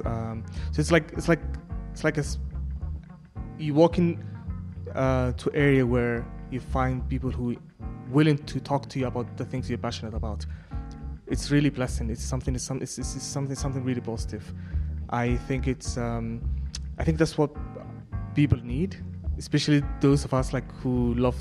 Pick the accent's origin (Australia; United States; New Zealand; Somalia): Somalia; Somaliland; I'm from Somaliland